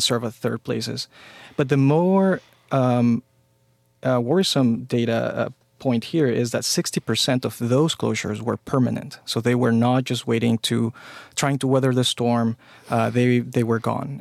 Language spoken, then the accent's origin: English; Mexico; now in United States; I grew up in Mexico